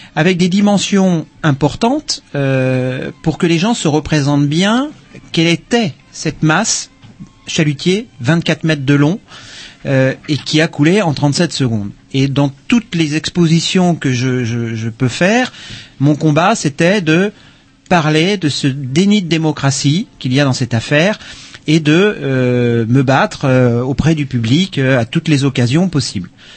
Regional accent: Brittany, France; je suis breton

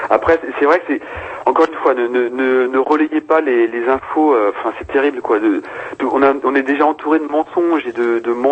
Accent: Brittany, France; Euh, je suis breton, mais je sais que les bretons, ils ont, ont, été méchants

